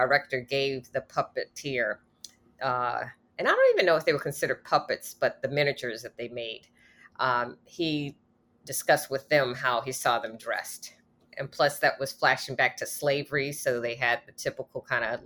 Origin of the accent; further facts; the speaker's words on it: East Coast, United States; also born or lived in Washington, D.C.; I used to live in Washington, D.C. I'm from the East Coast